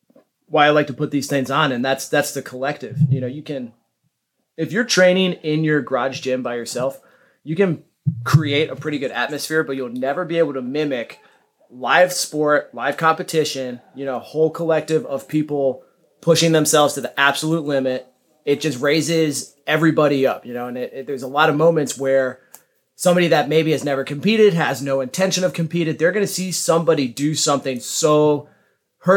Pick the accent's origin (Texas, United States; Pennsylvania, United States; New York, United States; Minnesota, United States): Texas, United States; Dallas-Fort Worth area; moved away; I grew up in the Dallas-Fort Worth area